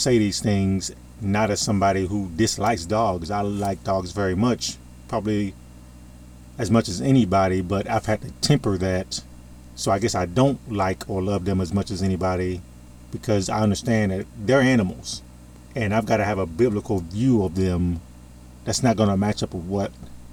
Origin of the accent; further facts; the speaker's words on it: United States; I'm in America. I'm an American